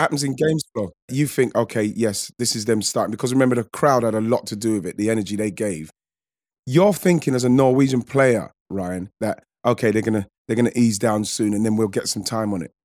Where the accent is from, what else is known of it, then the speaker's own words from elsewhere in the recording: England, United Kingdom; we're English